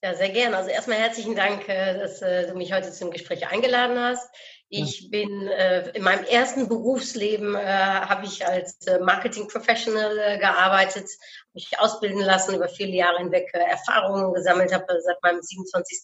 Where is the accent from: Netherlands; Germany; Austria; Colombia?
Netherlands; ich bin Niederländerin